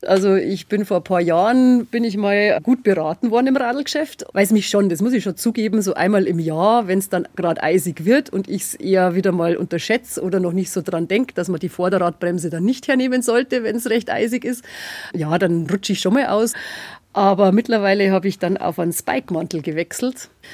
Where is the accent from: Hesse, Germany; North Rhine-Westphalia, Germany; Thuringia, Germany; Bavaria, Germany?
Bavaria, Germany; Bavarian Forest, Germany; moved away as an adult; now in Freising, Germany; ich komme aus dem Bayerischen Wald